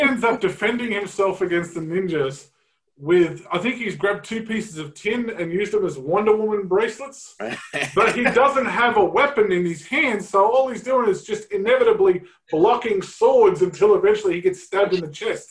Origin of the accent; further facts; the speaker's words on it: Australia; I grew up in Australia, mate, with only two TV channels.